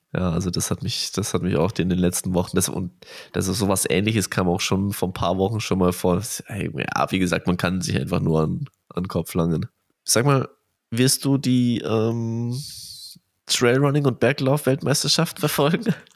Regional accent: Bavaria, Germany; für mich als Bayer hier

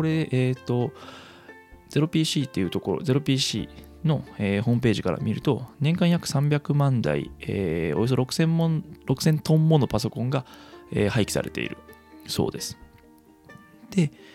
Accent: Kansai, Japan; accent: Kansai dialect; 生まれも育ちも関西という生粋の関西人

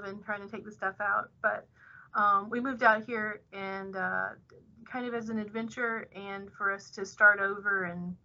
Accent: Birmingham, Alabama, United States; moved away as an adult; now in Thibodaux, United States; I'm actually originally from Birmingham, Alabama

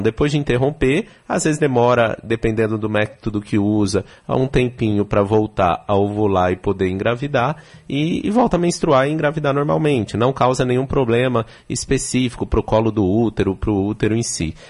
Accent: São Paulo, Brazil; moved away as an adult; now in Salvador, Brazil; Eu sou de São Paulo, estou há três anos aqui em Salvador

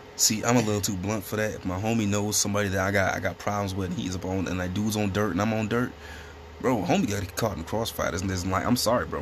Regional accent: Chicago, Illinois, United States; We're a podcast from the South Side of Chicago

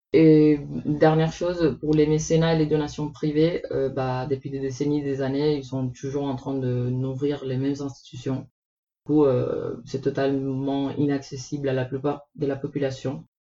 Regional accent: Puerto Rico; moved away; Je viens de Porto Rico, une petite île aux Caraïbes

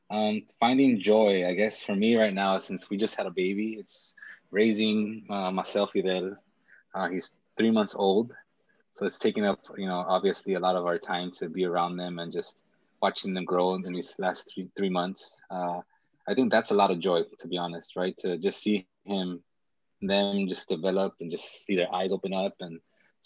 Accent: Los Angeles, California, United States; also born or lived in El Sereno, Los Angeles; I grew up in Echo Park, which is about 5 miles away from where I live right now

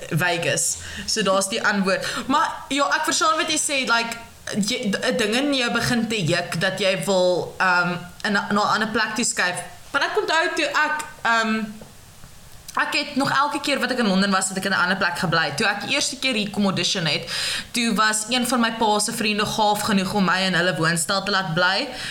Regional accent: George, Western Cape, South Africa; ek van George af kom en ek was nog altyd tussen die berge en die see

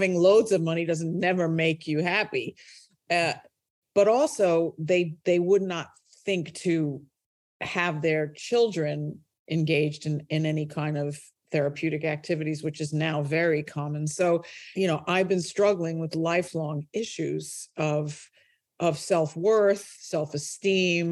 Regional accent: New York City, New York, United States; moved away as an adult; also born or lived in United Kingdom; I started my life in Brooklyn, New York, and grew up there

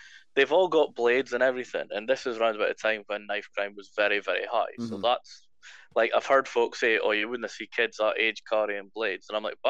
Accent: Aberdeen, Scotland, United Kingdom; I grew up in Maastricht, in Aberdeen. That was a very, very rough area when I grew up there.

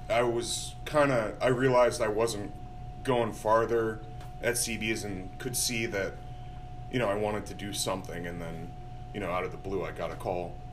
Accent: Syracuse, New York, United States; I'm from the Syracuse area.

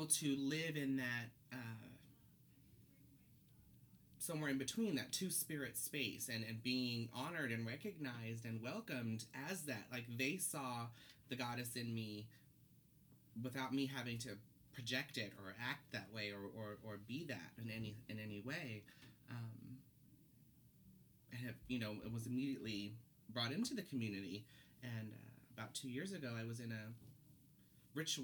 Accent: Oakland, California, United States; moved away as an adult; now in Portland, United States; So I'm from Oakland, California, originally

